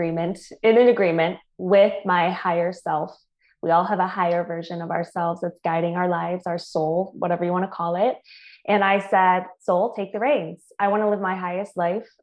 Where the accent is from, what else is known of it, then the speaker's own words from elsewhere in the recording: Michigan, United States; moved away; also born or lived in Tampa, Florida / San Diego, California; I'm originally from Michigan